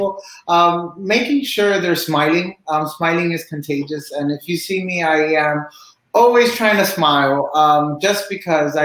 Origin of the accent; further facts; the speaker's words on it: Cuba; now in Miami, United States; I'm originally from Cuba. I live in Miami